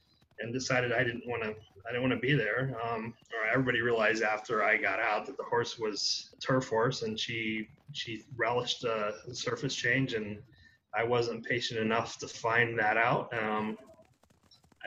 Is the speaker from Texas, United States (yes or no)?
yes; Texas, United States; I grew up in Texas in a family that liked all sports